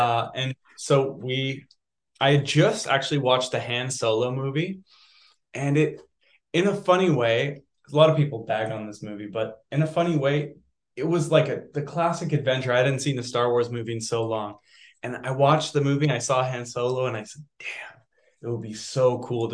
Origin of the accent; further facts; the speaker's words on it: Vancouver, British Columbia, Canada; also born or lived in Montreal; I was born in Montreal and moved to Vancouver. I grew up speaking French at school